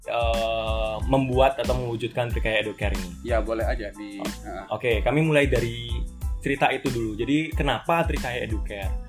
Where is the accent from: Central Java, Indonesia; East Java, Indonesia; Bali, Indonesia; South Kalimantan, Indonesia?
Bali, Indonesia; Denpasar; moved away as an adult; Dari dulu kebetulan saya memang besar di Denpasar, dewasanya di luar Bali.